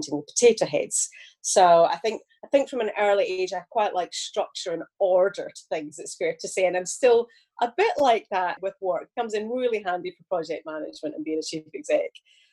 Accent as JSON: {"language": "English", "area": "Glasgow and Ayrshire", "region": "Scotland", "country": "United Kingdom", "tie": "born or raised there", "accent": "Glaswegian", "moved": "yes", "lives_now": "Liverpool, United Kingdom", "said": "Most people will consider my accent to be Glaswegian, where I was in Glasgow for many years. But actually, I was in Ayrshire for quite a good bit of my childhood. So between Glasgow and Ayrshire"}